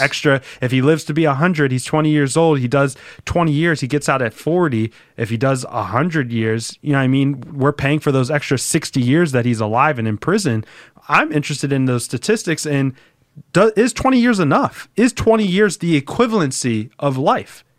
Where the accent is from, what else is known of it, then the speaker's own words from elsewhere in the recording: Philadelphia, Pennsylvania, United States; I grew up in the city of Philadelphia. I grew up in Roxborough, though, which is, like, on the outskirts.